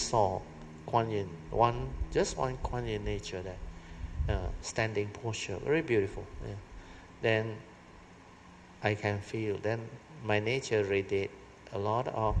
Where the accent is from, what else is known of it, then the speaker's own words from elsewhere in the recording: Malaysia; we are from Malaysia.